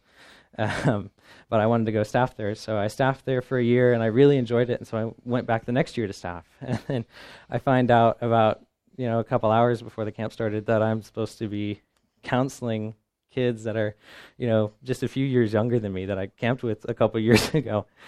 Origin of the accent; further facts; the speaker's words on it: Midwest, United States; I come from the Midwest